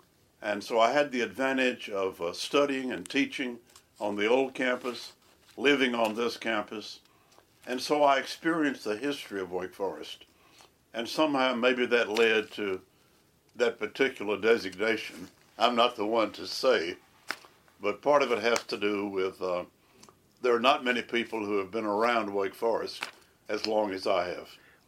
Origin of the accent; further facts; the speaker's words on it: Eden, North Carolina, United States; I grew up in a town called Leakesville, North Carolina, about an hour's drive from Winston-Salem. Leakesville was one of three small towns, Leakesville, Spray, and Draper, that in the 1960s merged to become Eden.